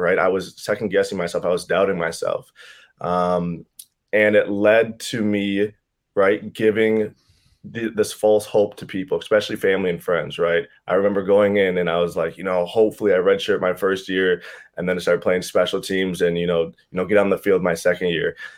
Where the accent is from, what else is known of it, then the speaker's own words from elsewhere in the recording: Chisago Lakes, Minnesota, United States; I'm from Chisago Lakes, Minnesota. Um, small town here, about forty-five minutes north of the Twin Cities